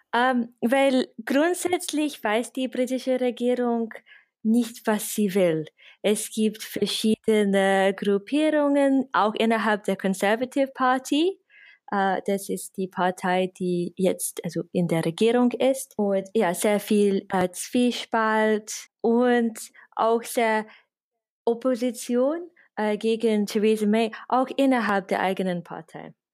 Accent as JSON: {"language": "German", "region": "England", "country": "United Kingdom", "second_language": "German", "moved": "as an adult", "lives_now": "Vienna, Austria", "said": "ich bin, ich bin Engländerin, ich wohne aber seit äh, zehn Jahren in Österreich, in Wien."}